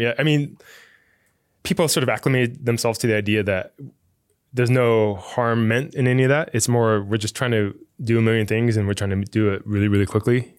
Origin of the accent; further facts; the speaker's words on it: Fremont, California, United States; I grew up in Fremont, which is, like, right across the bay here